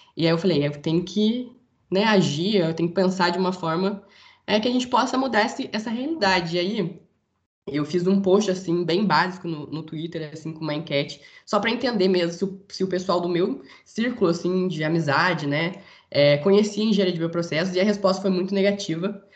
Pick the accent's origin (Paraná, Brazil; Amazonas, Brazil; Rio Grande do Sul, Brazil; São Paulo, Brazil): São Paulo, Brazil; interior of; moved away as an adult; now in Rio de Janeiro, Brazil; Eu sou do interior de São Paulo, mas faço faculdade no Rio de Janeiro